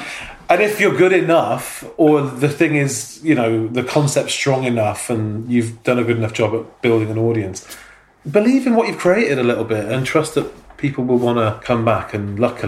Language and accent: English; Manchester, North West England, United Kingdom; I grew up in Manchester